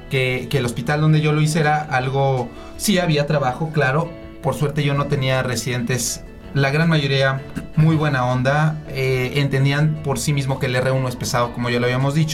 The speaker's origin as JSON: {"language": "Spanish", "region": "Puebla", "country": "Mexico", "lives_now": "Mexico City, Mexico", "said": "en mi caso, de Puebla vine para la Ciudad de México."}